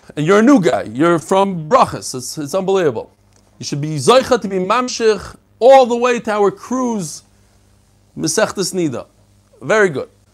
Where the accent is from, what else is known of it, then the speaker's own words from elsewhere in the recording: New York City, New York, United States; also born or lived in Bnei Brak, Israel; when I was a kid, I lived in Bnei Brak for three years. I moved from Brooklyn, I lived in Flatbush, to Bnei Brak